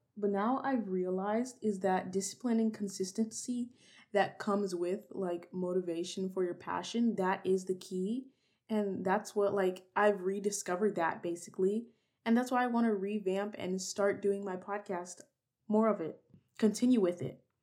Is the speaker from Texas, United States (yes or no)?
yes; Texas, United States; I was born and raised in Texas